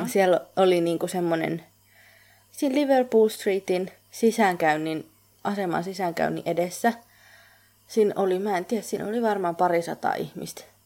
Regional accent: Finland; moved away

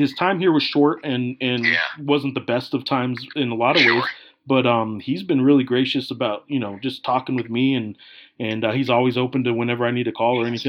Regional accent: Santa Fe, New Mexico, United States; now in Albuquerque, United States; I was born in Santa Fe, just an hour up the road from here.

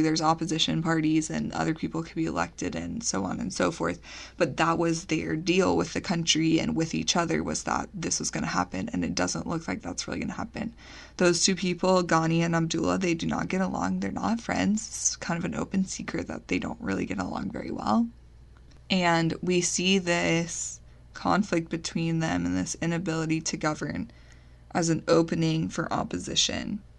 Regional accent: United States; as the American taxpayers

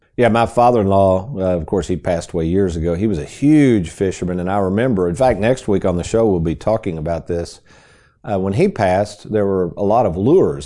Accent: Lexington, Kentucky, United States; back in the sixties, this would have been probably late sixties, Aaron, growing up in Lexington

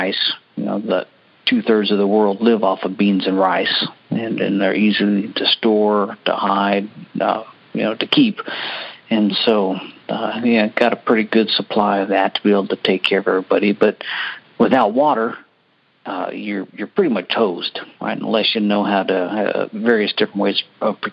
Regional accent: Alaska, United States; now in Houston, United States; growing up in Alaska, it was no big deal being without power and water and food

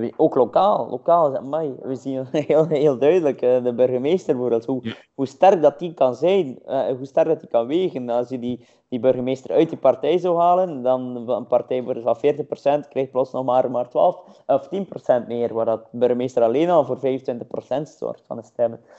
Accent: Roeselare, Flanders, Belgium; ik ben van Roeselaar

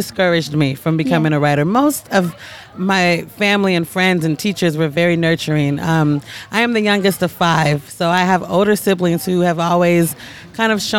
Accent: Portland, Oregon, United States; now in New York City, United States; I grew up in Portland, Oregon, which is very similar to here

